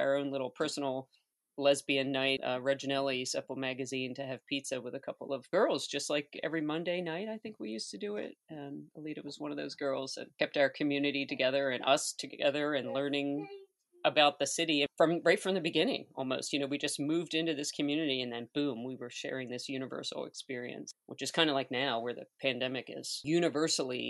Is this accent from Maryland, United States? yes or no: yes; Baltimore, Maryland, United States; moved away as an adult; also born or lived in New Orleans; now in Baltimore, United States; I hail right here from Baltimore, Maryland, believe it or not. And I spent a lot of years here and moved to New Orleans in 2005 to sort of get out of my hometown.